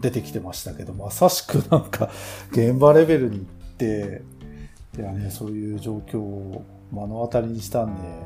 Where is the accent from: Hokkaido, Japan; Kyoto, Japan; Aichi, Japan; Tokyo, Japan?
Hokkaido, Japan; Tokachi; 僕の地元の、えー、エレゾの佐々木社長